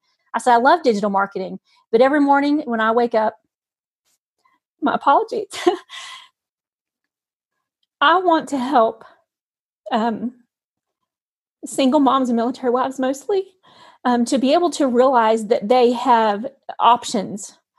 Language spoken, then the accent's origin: English; North Carolina, United States; born there; now in Utah, United States; I'm actually in Utah. I know my accent. I was born in North Carolina, but I'm actually living in Utah right now.